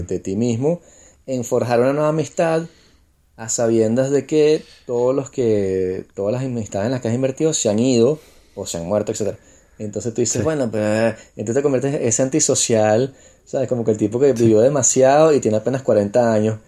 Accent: Venezuela; moved away; como soy venezolano

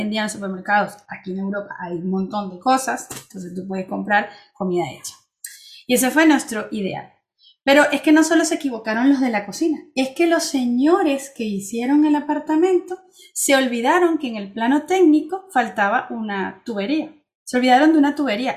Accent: Venezuela; also born or lived in Spain / Barcelona / Switzerland; now in France; salí de Venezuela y mejoré, mi vida mejoró

